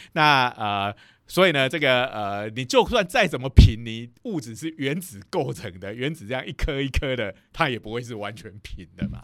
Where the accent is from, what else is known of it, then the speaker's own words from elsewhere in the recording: Taiwan; now in Taichung, Taiwan; 我们台中还撑了两个礼拜。我觉得我们台湾的水利单位也实在是太神了。